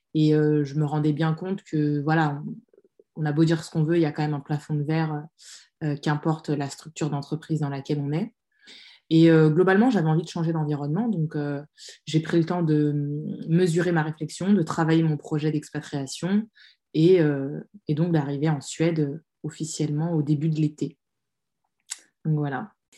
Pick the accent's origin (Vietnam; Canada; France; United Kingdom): France; moved away as an adult; now in Sweden; Moi, j'ai grandi en France, j'ai tout fait en France, je suis née en France